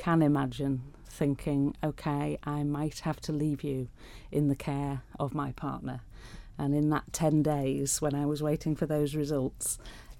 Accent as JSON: {"language": "English", "town": "Pickering", "region": "Yorkshire and the Humber", "country": "United Kingdom", "tie": "born or raised there", "said": "Pickering, the small town I was brought up"}